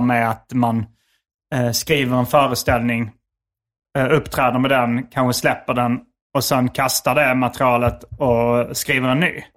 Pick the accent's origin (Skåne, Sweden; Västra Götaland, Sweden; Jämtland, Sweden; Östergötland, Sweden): Skåne, Sweden; accent: Scanian (skånska); moved away; min skånska